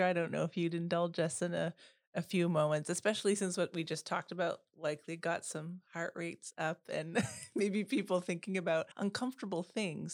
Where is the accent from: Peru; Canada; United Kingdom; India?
Canada; first language Dutch; English is a second language; also born or lived in Bermuda; now in Oak Park, United States; I was born in Bermuda. My father was black and my mother was white, but they passed away when I was really young. And as a child, I grew up in primarily white spaces in Canada.